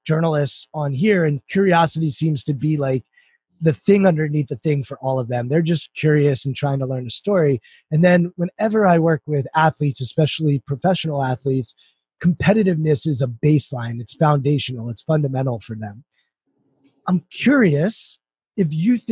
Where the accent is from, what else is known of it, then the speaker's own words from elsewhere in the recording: United States; I grew up right outside Washington, D.C.